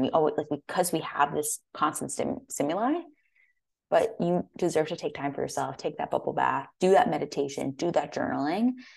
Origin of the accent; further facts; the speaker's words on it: Connecticut, United States; moved away as an adult; also born or lived in San Francisco, California; I'm from the East Coast, from Connecticut